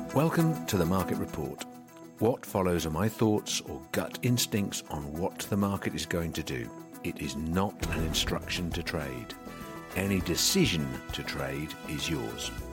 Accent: Norfolk, East of England, United Kingdom; I'm from Norfolk

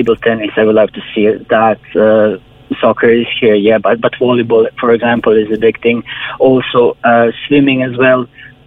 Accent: Croatia; moved away as an adult; now in Ireland; I'm from Croatia

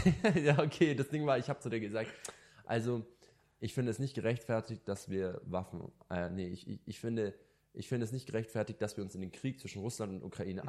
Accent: Germany; also born or lived in Lebanon (ancestry) / Italy (ancestry); ich bin hundert Prozent als Libanese, als Deutscher und Italiener, also meine Mischung

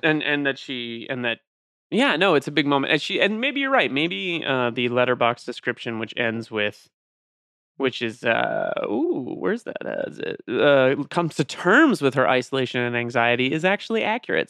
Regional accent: Ireland; I'm Irish

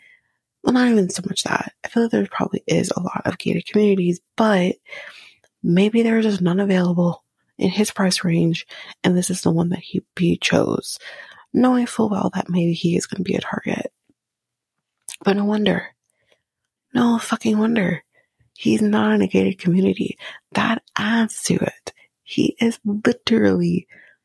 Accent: near Toronto, Ontario, Canada; we're from Ontario, near Toronto. We don't live in Toronto, but we're near Toronto

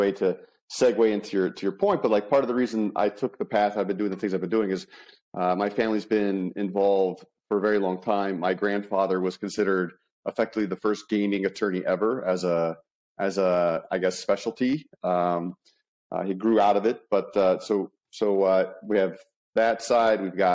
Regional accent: Las Vegas, Nevada, United States; I'm in Las Vegas, right? So born and bred, I travel the world, but I'm always finding Las Vegas to be home

